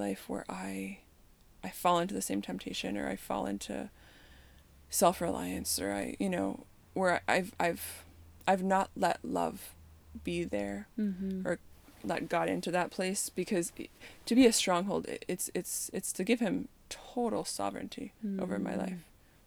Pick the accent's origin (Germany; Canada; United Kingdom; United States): Canada; growing up in Canada, where, you know, when it's like negative 40